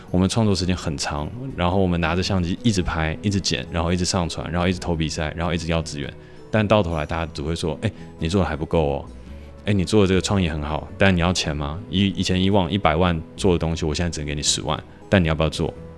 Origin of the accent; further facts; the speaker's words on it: Hsinchu, Hsinchu City, Taiwan; 我从小其实就在新竹科学园区长大